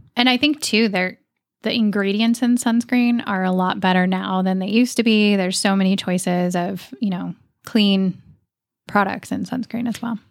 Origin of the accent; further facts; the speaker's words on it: Oregon, United States; I grew up in Oregon.